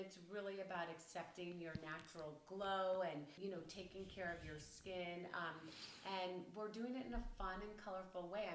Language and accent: English; Chicago, Illinois, United States; moved away; my hometown of Chicago. It's great because I get to mix my business because I always get to see my mom and brothers when I'm there